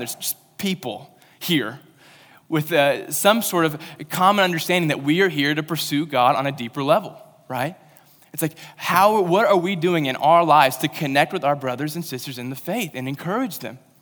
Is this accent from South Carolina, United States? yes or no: no; Western Kentucky, United States; moved away; I'm from Western Kentucky, and I ca, I went to a school that had camo day, so that's where I'm from